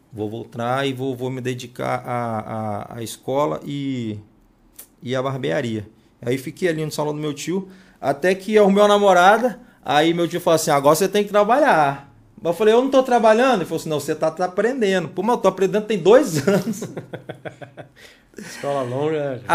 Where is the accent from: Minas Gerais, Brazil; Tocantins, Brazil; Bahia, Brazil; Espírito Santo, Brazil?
Espírito Santo, Brazil; Cariacica; E sou nascido e criado ali no Morro do Meio